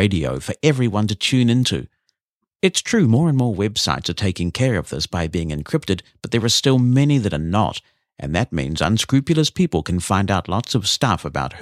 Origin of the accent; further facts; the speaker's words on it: New Zealand; my home country of New Zealand